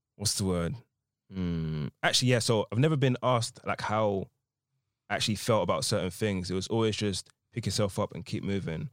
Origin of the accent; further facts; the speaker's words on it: Essex, East of England, United Kingdom; I'm from Essex